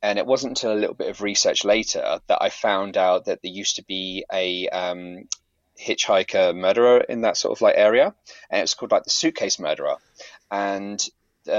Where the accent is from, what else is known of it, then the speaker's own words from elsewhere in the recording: near Manningtree, Essex, East of England, United Kingdom; through Manningtree back to my hometown